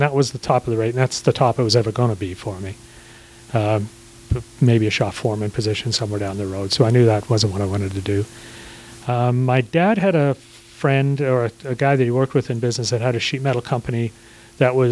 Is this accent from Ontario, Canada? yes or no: yes; Toronto, Ontario, Canada; moved away as an adult; also born or lived in Swansea, Wales; now in Georgia, United States; I could speak some Italian from my days growing up in Toronto.